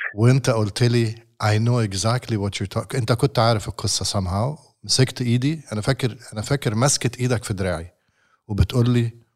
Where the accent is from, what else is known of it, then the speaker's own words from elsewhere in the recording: Alexandria, Alexandria Governorate, Egypt; من مدينتي من اسكندرية